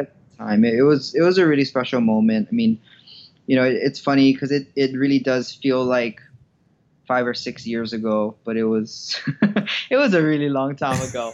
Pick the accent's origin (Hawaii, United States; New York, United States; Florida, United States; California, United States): Hawaii, United States; moved away; I grew up in Hawaii, and uh, my childhood was pretty, pretty normal